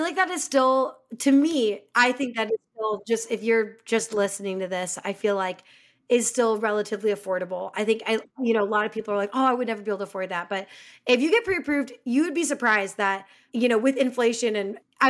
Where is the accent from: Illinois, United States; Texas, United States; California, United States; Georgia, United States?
Illinois, United States; Chicago; moved away; I'm from Chicago